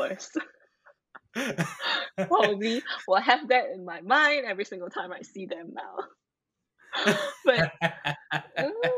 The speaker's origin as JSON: {"language": "English", "region": "Penang", "country": "Malaysia", "tie": "born or raised there", "moved": "yes", "lives_now": "Kuala Lumpur, Malaysia", "said": "Where I live right now is a city called Kuala Lumpur, but I was born in Penang. That's my hometown"}